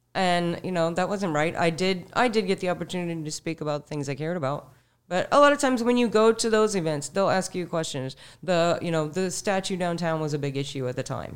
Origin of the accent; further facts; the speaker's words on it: Sarasota, Florida, United States; also born or lived in Manatee County, Florida; I was born in Sarasota. I'm fifty-six years old. I've, I've lived in Sarasota and Manatee counties my entire life